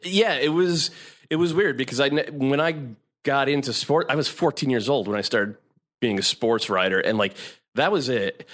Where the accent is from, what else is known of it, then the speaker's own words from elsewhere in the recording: Connecticut, United States; moved away as an adult; also born or lived in San Francisco Bay Area; now in New York, United States; I'm an East Coast boy. I'm from Connecticut